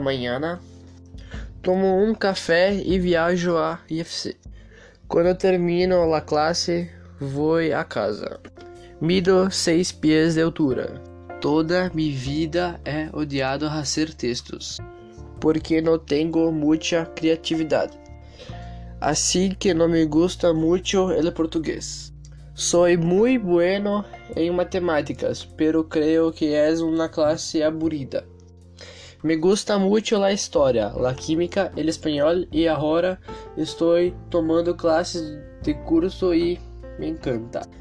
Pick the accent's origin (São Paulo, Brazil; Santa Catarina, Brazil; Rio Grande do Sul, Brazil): Santa Catarina, Brazil; Concórdia; Nasci dia 17 de outubro de 2004 em Concordia e vivo aqui